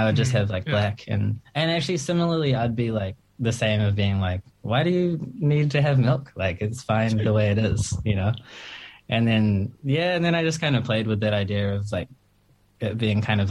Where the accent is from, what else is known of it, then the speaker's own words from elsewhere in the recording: Auckland, New Zealand; I am from Auckland. I've lived here my entire life